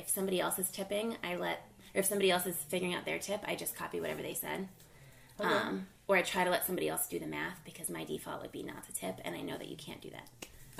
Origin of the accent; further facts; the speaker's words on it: Connecticut, United States; I'm from Connecticut. I can't, like, get too southern.